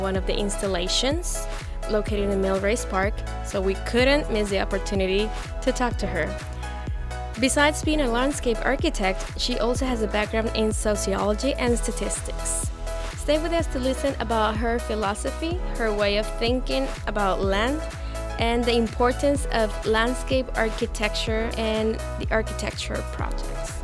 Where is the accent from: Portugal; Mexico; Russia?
Mexico; moved away as an adult; now in Columbus, United States; before coming here, I come from Mexico